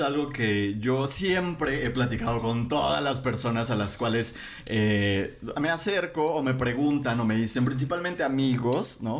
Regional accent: Mexico; nosotros que somos mexicanos

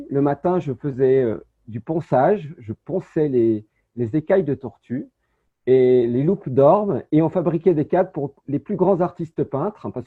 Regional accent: Saint-Étienne, Auvergne-Rhône-Alpes, France; born there; Moi, je suis né à Saint-Étienne, dans la Loire, et c'était une petite ville qui s'appelait Terre-Noire.

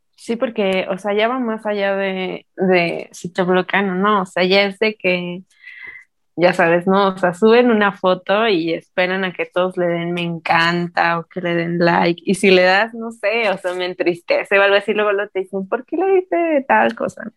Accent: Mexico; nosotros como mexicanos

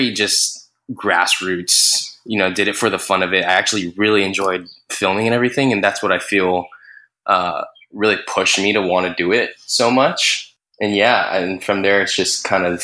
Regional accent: Hawaii, United States; moved away as an adult; now in New York, United States; born and raised here in Hawaii

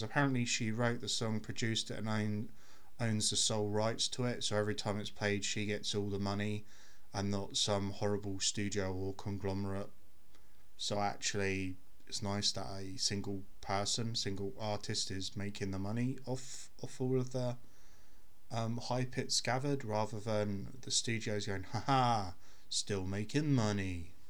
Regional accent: United Kingdom; I'm British

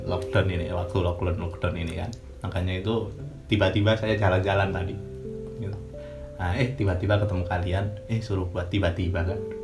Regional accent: Sleman, Special Region of Yogyakarta, Indonesia; Saya dari Sleman

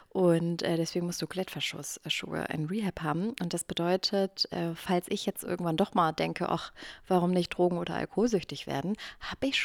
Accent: Eifel, Germany; Ja, ich komme auch aus der Eifel.

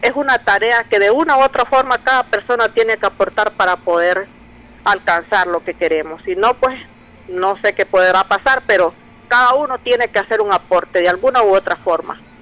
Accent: Nicaragua; todos nosotros como nicaragüenses ansiamos

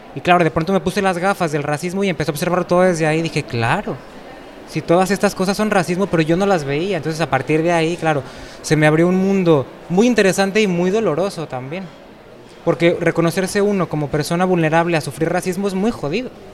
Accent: Lagos de Moreno, Jalisco, Mexico; moved away as an adult; also born or lived in Guadalajara, Mexico; now in Spain; Yo en México nací en Lagos de Moreno, que es una ciudad pequeña de 20.000 habitantes, aunque luego viví en Guadalajara muchos años

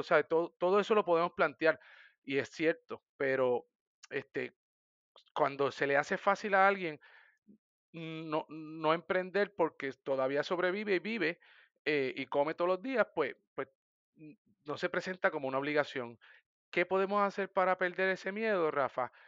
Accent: Sabana Grande, Puerto Rico; also born or lived in San Germán / Mayagüez; soy de San Germán, nací en San Germán, viví toda mi vida en Sabana Grande, soy sabaneño

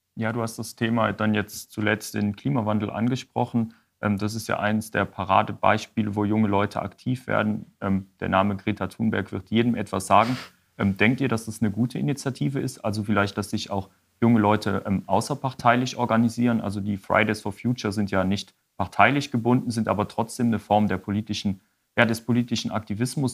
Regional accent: Wallonia, Belgium; raus aus unserer kleinen DG oder dem kleinen Ostbelgien

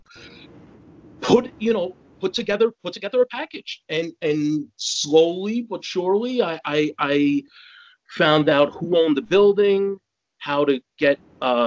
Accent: Jersey City, New Jersey, United States; moved away as an adult; also born or lived in Bayonne, New Jersey / New York / France; now in Malaysia; Fourth generation Jersey City. My great grandfather came over from Italy and settled in Jersey City

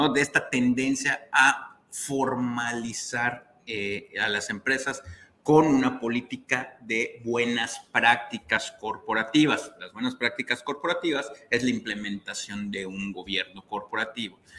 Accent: Mexico; como buenos mexicanos

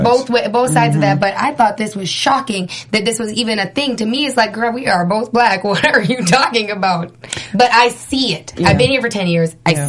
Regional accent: North Dakota, United States; moved away as an adult; now in Los Angeles, United States; I grew up in North Dakota.

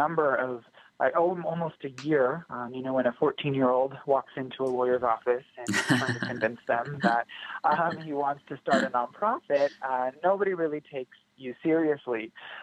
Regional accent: United States; being from India, I'm born and raised in the United States.

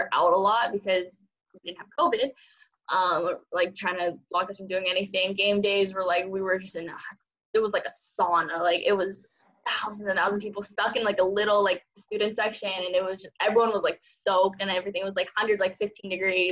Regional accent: San Francisco, California, United States; first language Cantonese; English is a second language; moved away as an adult; now in Phoenix, United States; growing up in San Francisco

